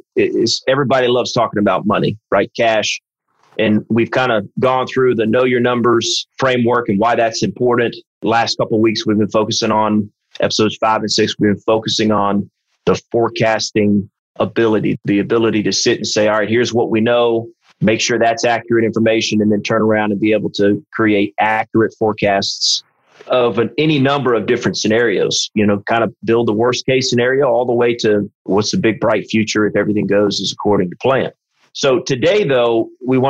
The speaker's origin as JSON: {"language": "English", "region": "South Carolina", "country": "United States", "said": "I'm from South Carolina"}